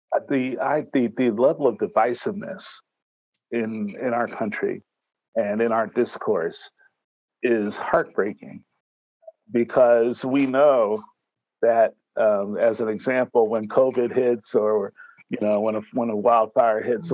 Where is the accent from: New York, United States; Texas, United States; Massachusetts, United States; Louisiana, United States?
New York, United States; also born or lived in Miami / Detroit / San Jose / Washington, D.C.; now in Northern California, United States; I'm a New Yorker